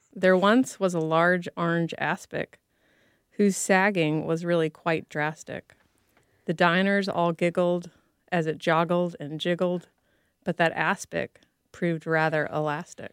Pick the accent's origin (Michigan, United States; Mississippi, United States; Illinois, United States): Mississippi, United States; growing up in Mississippi